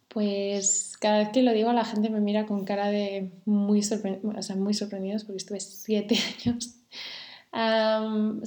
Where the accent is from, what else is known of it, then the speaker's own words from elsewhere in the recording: Santander, Cantabria, Spain; yo me crié en Santander